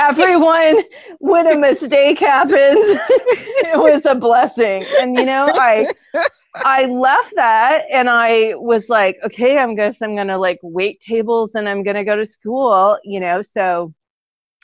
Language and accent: English; Ames, Iowa, United States; I'm from Ames. I wasn't born there, but I moved there as a baby. So it's my hometown